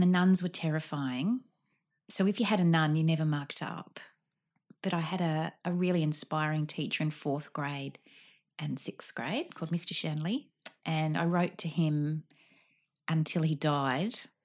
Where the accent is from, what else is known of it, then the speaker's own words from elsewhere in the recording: Sydney, New South Wales, Australia; I grew up in Artarmon